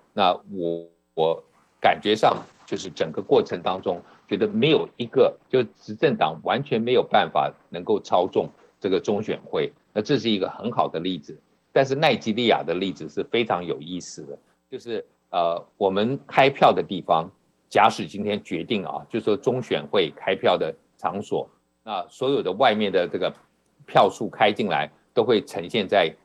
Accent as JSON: {"language": "Chinese", "country": "Taiwan", "said": "我从台湾来"}